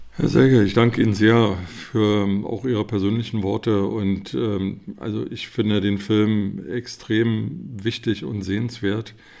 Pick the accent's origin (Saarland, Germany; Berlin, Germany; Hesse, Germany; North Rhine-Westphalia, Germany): Berlin, Germany; moved away; Ich bin Berliner, habe leider damals nicht in Berlin gelebt